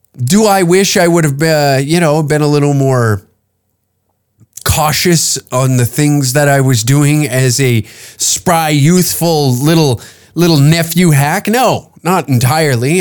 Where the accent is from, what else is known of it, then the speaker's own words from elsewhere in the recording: Canada; me as a Canadian